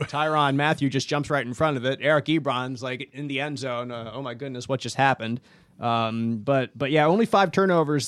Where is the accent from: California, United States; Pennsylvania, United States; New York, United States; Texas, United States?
Pennsylvania, United States; Philadelphia; Growing up in Philadelphia